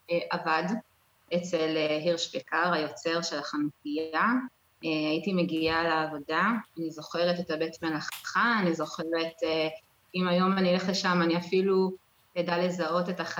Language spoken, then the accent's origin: Hebrew; New York, United States; now in Israel; אנחנו לא באנו ממשפחה חב"דית, אנחנו כן היינו בקהילה בניו יורק